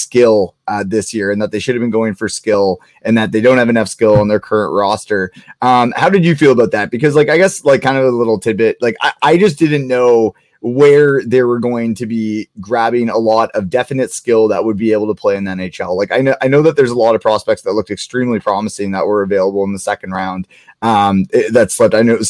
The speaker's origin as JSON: {"language": "English", "town": "Kitchener", "region": "Ontario", "country": "Canada", "said": "I'm from Kitchener, and I like grew up watching the OHL"}